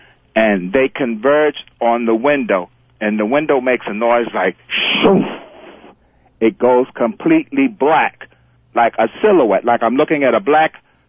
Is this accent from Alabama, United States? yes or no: no; The Bronx, New York, United States; I'm originally from the Bronx.